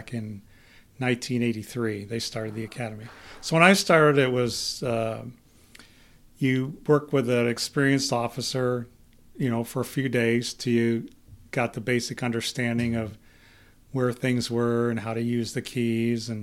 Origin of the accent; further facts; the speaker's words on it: Cortland, New York, United States; moved away as an adult; now in Idaho, United States; I was born and raised in Cortland, New York